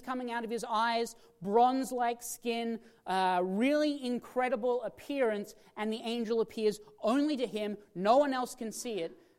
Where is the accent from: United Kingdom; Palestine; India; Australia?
Australia; now in Washington, United States; I come from Australia